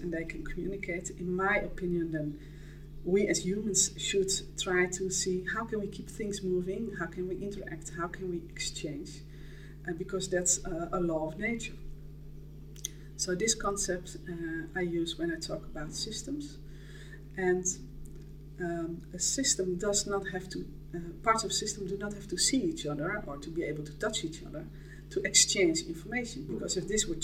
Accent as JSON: {"language": "English", "country": "Netherlands", "said": "I'm Dutch"}